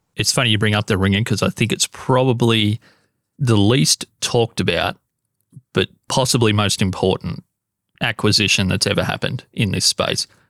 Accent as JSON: {"language": "English", "country": "Australia", "said": "as an Australian"}